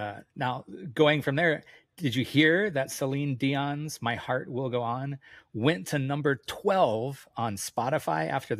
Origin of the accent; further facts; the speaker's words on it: Hawaii, United States; I grew up in Hawaii